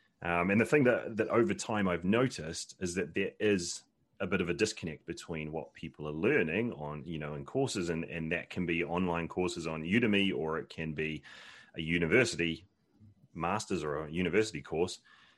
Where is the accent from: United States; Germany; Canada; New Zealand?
New Zealand; moved away as an adult; now in United Kingdom; But yeah, no, I'm from New Zealand originally. So that's where most of the twang comes from. And then I've been in the UK for about 12 years now